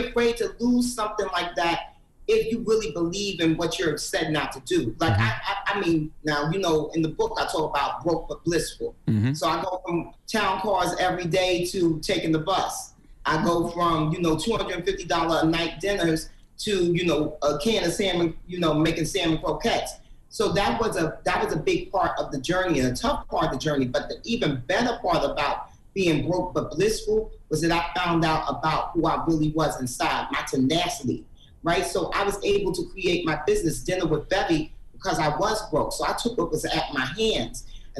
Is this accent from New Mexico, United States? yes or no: no; Harlem, New York, United States; Because, you know, I'm from Harlem. I'm from 150th Street and 8th Avenue.